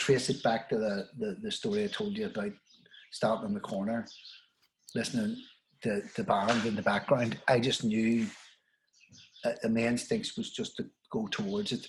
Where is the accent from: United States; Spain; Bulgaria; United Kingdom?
United Kingdom; Belfast, Northern Ireland; we're from Anderstown